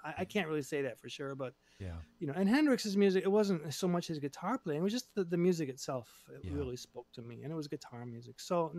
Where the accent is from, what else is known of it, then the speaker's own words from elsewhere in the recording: Japan; moved away as an adult; We're from Japan. And at the time, my girlfriend was also Japanese.